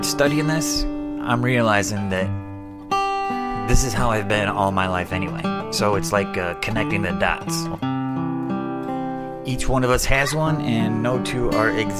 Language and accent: English; Adrian, Michigan, United States; I was born on March 10th, 1972 in Adrian, Michigan